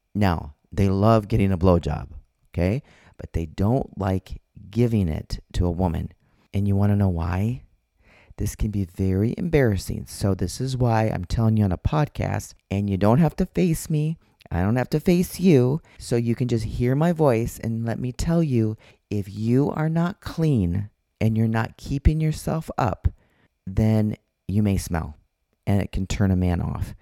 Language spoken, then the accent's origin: English; Minnesota, United States; now in Arizona, United States; I'm from Minnesota